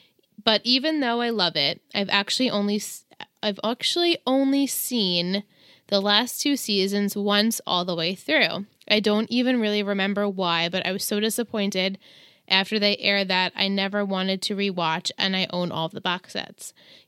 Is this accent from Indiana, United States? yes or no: no; New York, United States; now in California, United States; Originally, though, I am from Hudson Valley in upstate New York, and I am Jewish, too.